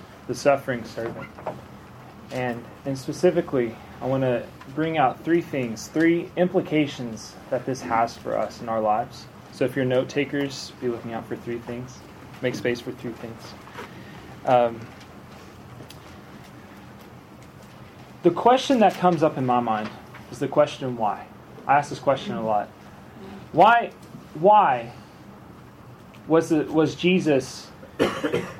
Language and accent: English; Arkansas, United States; moved away as an adult; now in Alabama, United States; I grew up in Arkansas, in like the Southern churches and all that, and now I live in Alabama